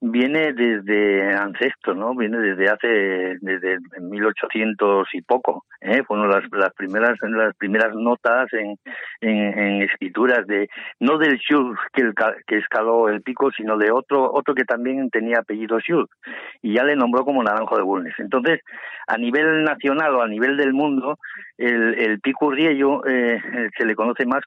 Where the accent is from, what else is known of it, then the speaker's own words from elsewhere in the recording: Asturias, Spain; also born or lived in Aragón; estoy aquí en Asturias, en, mi tierra, eh, en, mi, en mi primera tierra, porque la segunda ya sabes que es Aragón, que estuve toda mi vida por ahí.